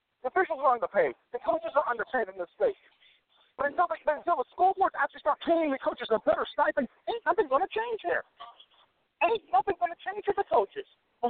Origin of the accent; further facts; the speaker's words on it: Clay County, Florida, United States; I'm from Clay County.